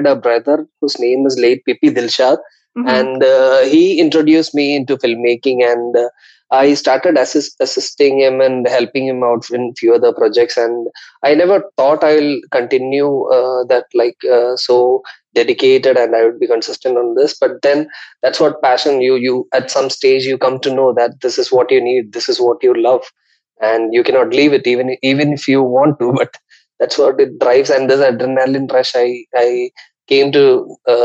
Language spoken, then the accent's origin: English; India; moved away; also born or lived in Mumbai; I am originally from India. I did my studies in Mumbai